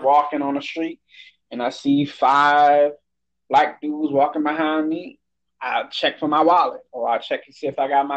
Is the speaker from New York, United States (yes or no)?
no; New Orleans, Louisiana, United States; moved away; I'm from New Orleans